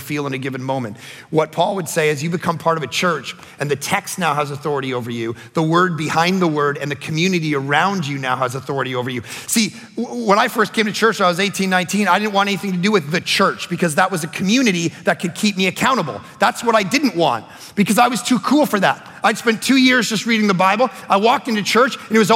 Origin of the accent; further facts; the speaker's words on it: Toronto, Ontario, Canada; I grew up in Toronto